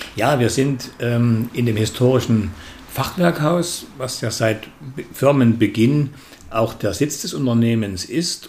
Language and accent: German; Dresden, Saxony, Germany; ich bin in Dresden geboren